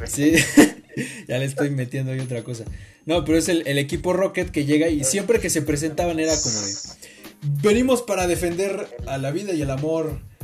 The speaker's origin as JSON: {"language": "Spanish", "country": "Mexico", "said": "como mexicano"}